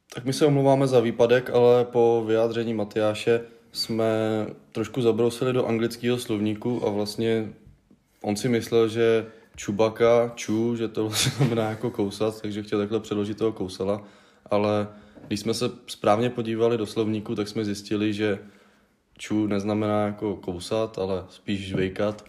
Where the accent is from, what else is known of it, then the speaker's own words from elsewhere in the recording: Hradec Králové, Hradec Králové Region, Czechia; jsme z Hradce Králové